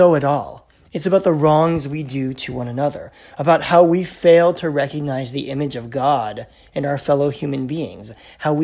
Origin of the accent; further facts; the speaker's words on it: United States; now in Canada; I'm American by birth